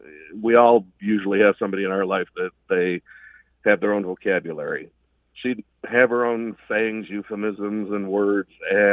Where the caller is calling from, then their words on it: Waverly, New York, United States; I'm calling from Waverly, New York.